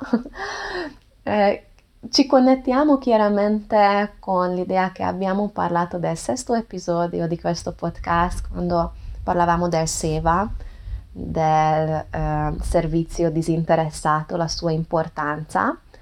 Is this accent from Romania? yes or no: no; Hungary; Italian is a second language; non sono madrelingua, sono ungherese